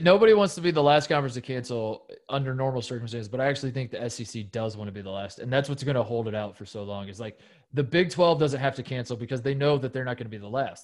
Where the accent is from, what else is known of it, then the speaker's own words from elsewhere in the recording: Big Ten country, Midwest, United States; I am from Big Ten country